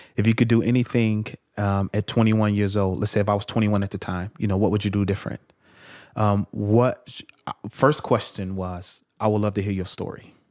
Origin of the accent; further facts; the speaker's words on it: Chicago, Illinois, United States; I'm from Chicago. Uh, I was born in Chicago Housing Project called Argyll Gardens on the south side of Chicago.